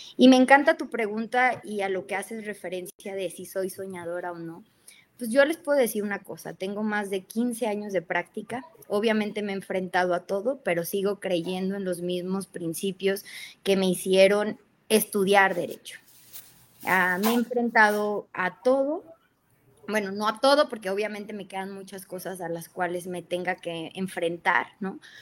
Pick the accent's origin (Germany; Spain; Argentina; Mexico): Mexico; Guadalajara, Jalisco; moved away as an adult; also born or lived in Jalpa, Zacatecas (birthplace); now in Mexico City, Mexico; en aquel entonces ya vivía en Guadalajara, en Guadalajara, Jalisco